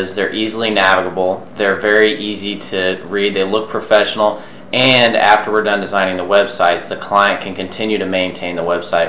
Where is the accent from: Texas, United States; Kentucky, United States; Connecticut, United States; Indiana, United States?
Indiana, United States; Indianapolis; I'm born and raised in Indiana. I'm a Hoosier from the east side of Indianapolis, and I'm a graduate of IUPUI.